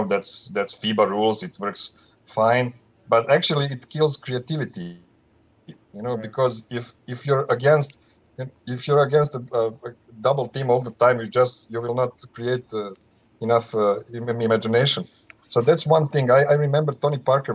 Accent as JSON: {"language": "English", "region": "Herzegovina", "country": "Bosnia & Herzegovina", "said": "I'm actually from Herzegovina"}